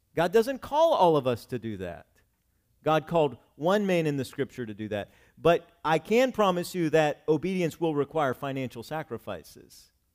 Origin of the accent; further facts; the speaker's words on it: Cumberland, United States; moved away as an adult; also born or lived in Virginia / Kentucky / Scranton, Pennsylvania / Wilkes-Barre, Pennsylvania; I did not live here where I grew up in Cumberland